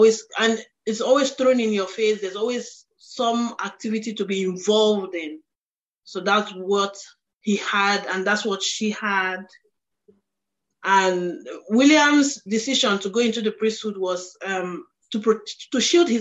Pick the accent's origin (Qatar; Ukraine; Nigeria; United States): Nigeria; where I'm from, because I'm Nigerian